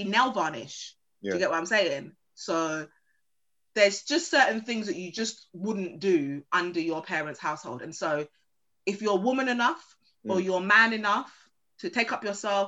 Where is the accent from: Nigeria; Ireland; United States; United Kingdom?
United Kingdom; London; I'm from Peckham